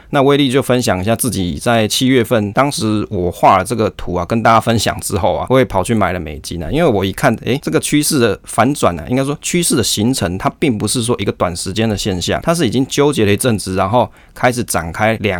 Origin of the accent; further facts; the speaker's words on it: Taiwan; 我们台湾人嘛，我们台湾人一定是爱台湾